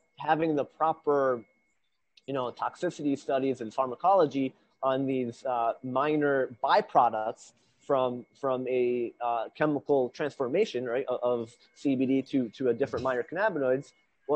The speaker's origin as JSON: {"language": "English", "town": "Honesdale", "region": "Pennsylvania", "country": "United States", "tie": "born or raised there", "moved": "as an adult", "lives_now": "Hardwick, United States", "said": "my hometown of Honesdale, Pennsylvania"}